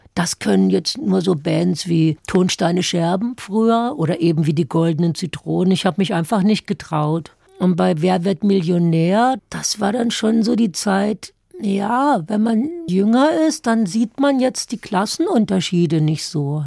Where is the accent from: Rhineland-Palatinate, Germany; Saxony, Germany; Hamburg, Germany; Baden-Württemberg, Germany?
Baden-Württemberg, Germany; Hügelsheim; accent: Baden dialect; moved away as an adult; now in Berlin, Germany; im badischen Hügelsheim. Das sind so ein paar Dörfer an der Grenze zum Rhein. Und da muss man ja immer mithelfen, aber bis man sechs oder sieben ist